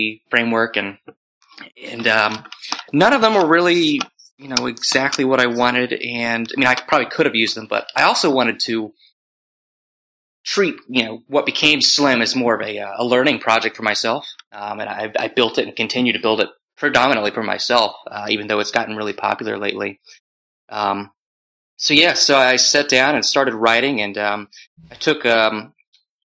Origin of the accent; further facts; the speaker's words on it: Waxhaw, North Carolina, United States; also born or lived in Chapel Hill, North Carolina; born just south of Charlotte, and again, a really small town called Waxhaw